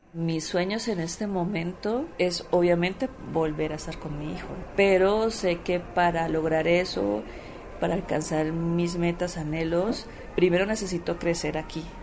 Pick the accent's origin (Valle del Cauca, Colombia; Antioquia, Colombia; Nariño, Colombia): Valle del Cauca, Colombia; Palmira; moved away as an adult; now in Mexico; Soy de Palmira, Colombia